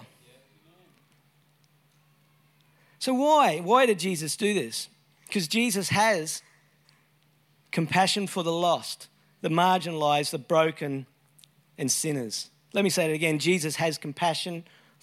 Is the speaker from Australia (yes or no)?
yes; Brisbane, Queensland, Australia; I grew up in Brisbane, Brisvegas.